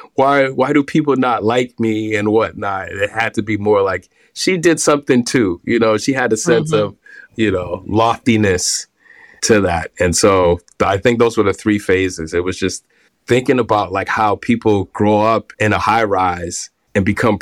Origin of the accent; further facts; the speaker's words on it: Boston, Massachusetts, United States; now in New York, United States; I grew up in Boston. I grew up in the inner city of Boston